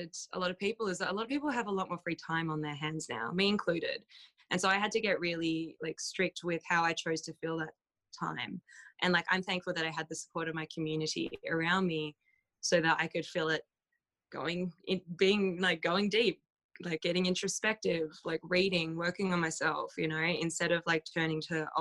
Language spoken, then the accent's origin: English; Australia; moved away; I'm from Australia